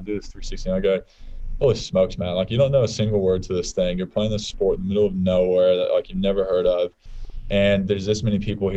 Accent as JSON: {"language": "English", "country": "United States", "moved": "as an adult", "lives_now": "Australia"}